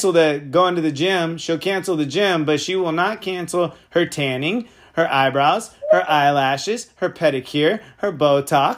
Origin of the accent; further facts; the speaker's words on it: Sonoma County, California, United States; I'm from Sonoma County